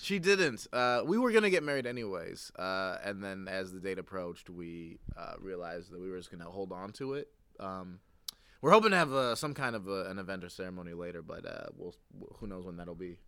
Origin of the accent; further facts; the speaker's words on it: Ohio, United States; I'm from Ohio